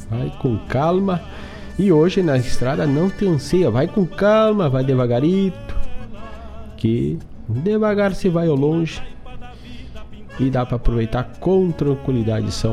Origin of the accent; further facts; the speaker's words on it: Herval, Rio Grande do Sul, Brazil; da cidade de Erval do Sul, minha terra, por sinal.